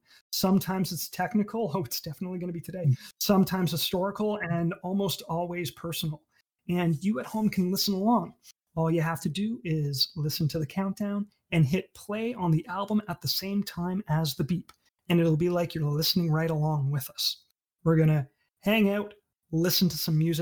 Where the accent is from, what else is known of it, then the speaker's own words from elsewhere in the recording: Sarnia, Ontario, Canada; growing up in Sarnia, there's no scene for that.